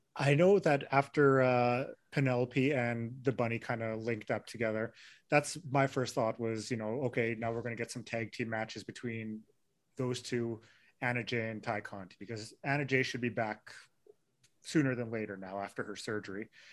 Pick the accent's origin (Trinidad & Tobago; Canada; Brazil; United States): Canada; Winnipeg, Manitoba; I'm from Winnipeg